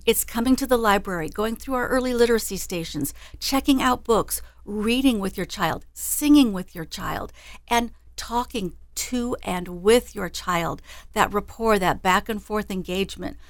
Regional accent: Des Moines, Iowa, United States; I grew up in Des Moines, and I've been with the library for fifteen years now.

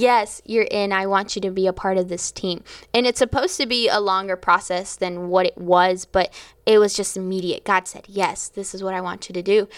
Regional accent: Florida, United States; I was from Florida

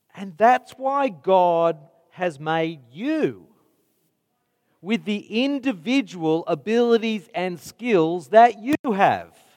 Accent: Mount Druitt, New South Wales, Australia; I grew up in Mount Druitt

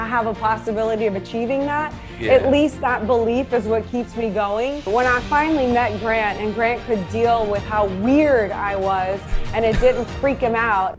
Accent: New Orleans, Louisiana, United States; as a teenager in New Orleans

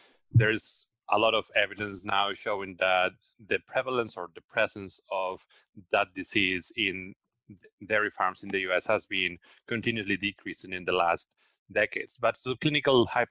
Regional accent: Spain; moved away as an adult; also born or lived in Australia; now in United States; I'm originally from Spain, where I did my veterinary training and also my PhD

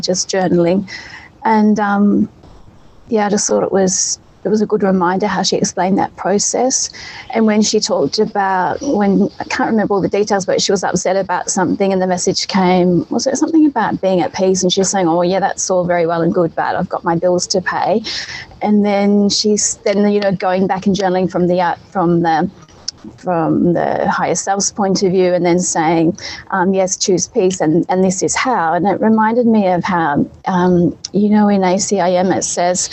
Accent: Australia; now in Europe; I'm from Australia. My mum's there.

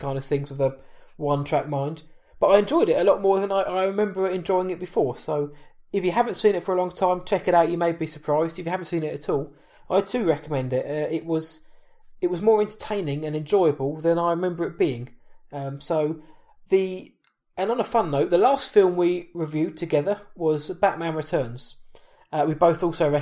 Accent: England, United Kingdom; I'm from England

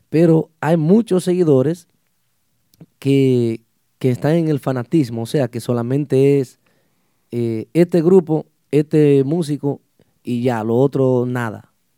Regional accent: Los Hidalgos, Puerto Plata, Dominican Republic; somos de, un municipio, municipio de, de la provincia de Puerto Plata, el Mamelos Hidalgos

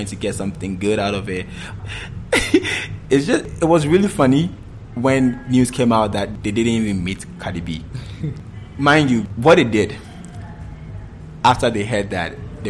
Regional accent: Ghana; as Ghanaians

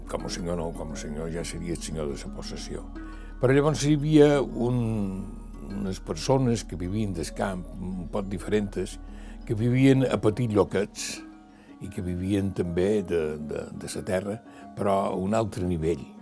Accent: Balearic Islands, Spain; Eh, després, eh, mallorquí, he arribat a un grau de mallorquí que som un català perfecte

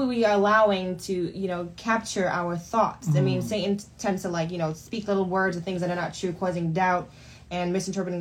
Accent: New York City, New York, United States; also born or lived in Trinidad; now in Barron Springs, United States; So I live in Barron Springs, but I'm from, I grew up in Brooklyn, New York.

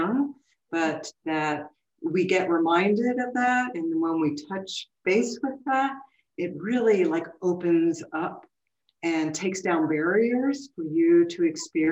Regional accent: Caracas, Capital District, Venezuela; moved away; also born or lived in Rome, Italy; So I ended up being raised in Caracas, Venezuela, and I went to an American school.

